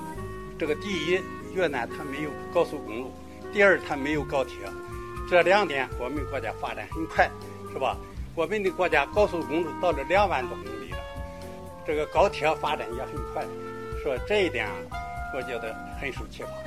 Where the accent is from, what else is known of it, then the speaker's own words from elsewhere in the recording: Dezhou, Shandong, China; 我来自山东德州，今年八十一岁。